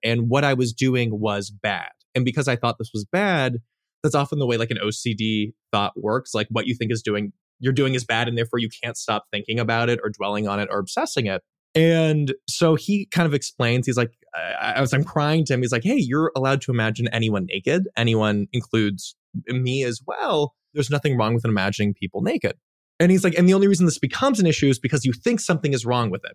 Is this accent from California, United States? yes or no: yes; Los Angeles, California, United States; I grew up in the Los Angeles Valley